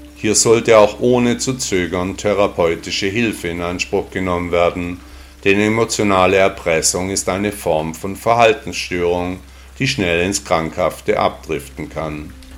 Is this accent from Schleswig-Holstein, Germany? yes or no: no; Stuttgart, Baden-Württemberg, Germany; in meiner Heimatstadt Stuttgart